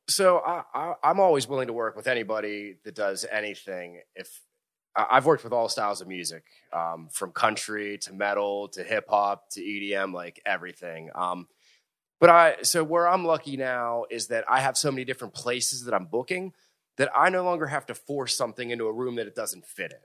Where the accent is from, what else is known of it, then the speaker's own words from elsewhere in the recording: Hickory, Pennsylvania, United States; I grew up, uh, in a little town called Hickory, went to Fort Cherry High School, which is in Washington County